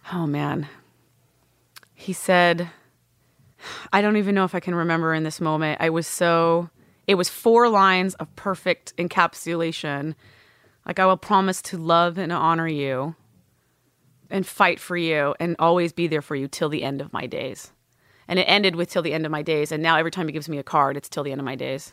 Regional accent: Northern California, United States; I was born in Southern California, grew up in Northern California

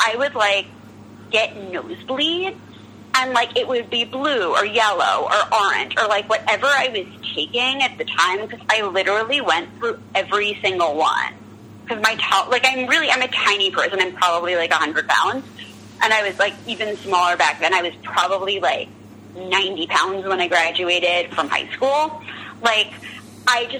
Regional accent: New York City, New York, United States; I'm from New York, and I'm from, you know, the Upper East Side

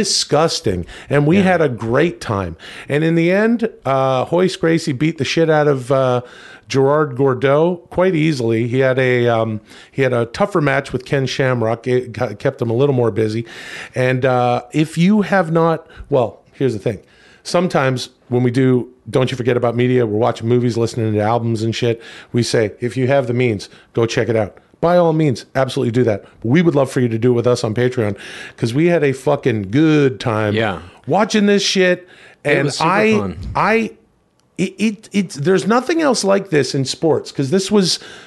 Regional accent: Ladner, British Columbia, Canada; my hometown, Ladner.

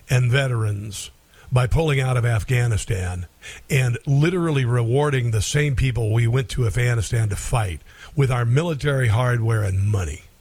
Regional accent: Neola, Iowa, United States; moved away; And Neola looked pretty good. My hometown looked pretty good

